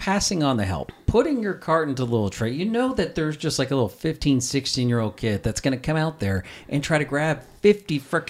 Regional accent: the South, United States; I'm from the South

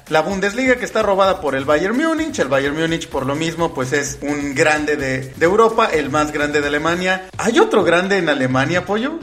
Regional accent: Querétaro, Mexico; yo soy de Querétaro

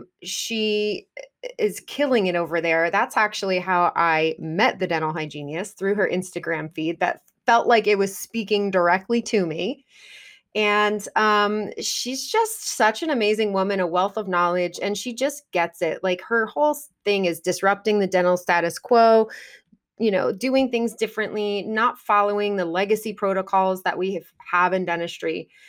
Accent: New Jersey, United States; my home state, New Jersey.

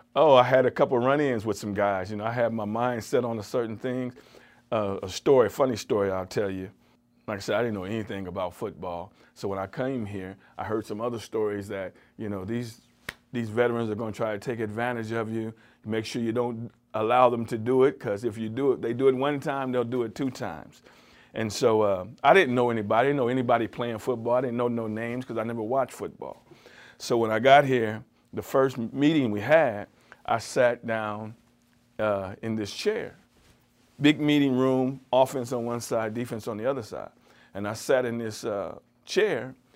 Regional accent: California, United States; moved away as an adult; now in Cleveland, United States; I was from California

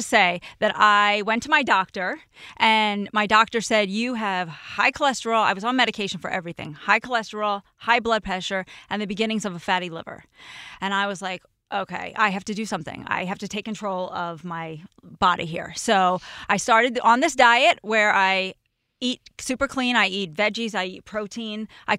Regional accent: New Jersey, United States; The way, we're both from Jersey.

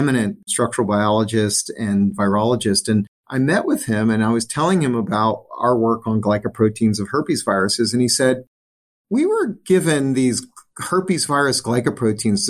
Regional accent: New Orleans, Louisiana, United States; when I grew up in Louisiana

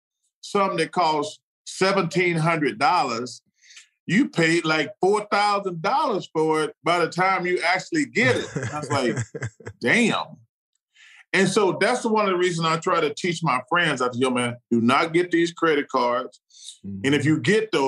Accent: Alabama, United States; I grew up in Alabama

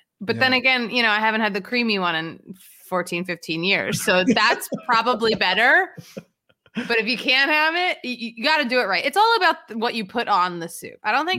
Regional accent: Philadelphia, Pennsylvania, United States; I'm basically from the Long Island of Philadelphia.

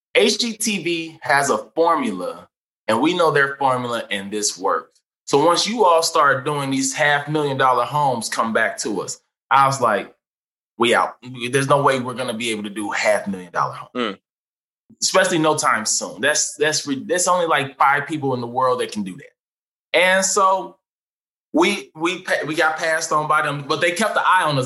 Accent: St. Louis, Missouri, United States; now in Los Angeles, United States; I went to Hazelwood Central

